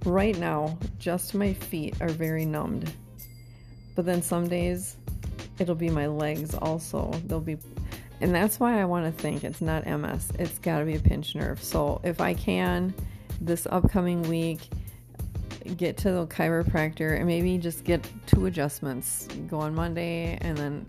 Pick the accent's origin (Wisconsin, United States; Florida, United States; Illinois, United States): Wisconsin, United States; moved away; I'm investing in future business dealings in my home state